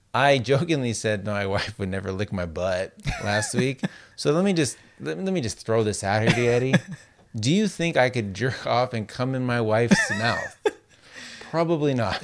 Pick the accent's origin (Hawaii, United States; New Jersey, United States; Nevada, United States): Nevada, United States; Las Vegas; growing up in Las Vegas where it's so dry